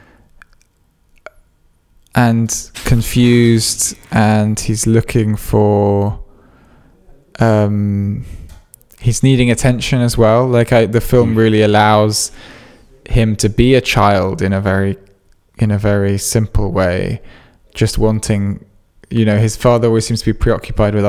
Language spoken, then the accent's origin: English; England, United Kingdom; as an English filmmaker